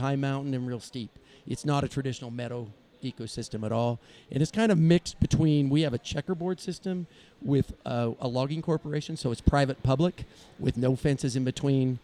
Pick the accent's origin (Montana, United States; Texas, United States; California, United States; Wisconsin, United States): California, United States; we still have that same piece of property. That's where I was raised